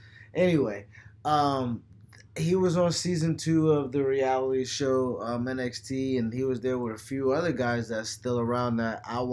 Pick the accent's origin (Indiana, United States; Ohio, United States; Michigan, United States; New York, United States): New York, United States; Buffalo; I've never, even though, you know, John is from Rochester, I'm from Buffalo.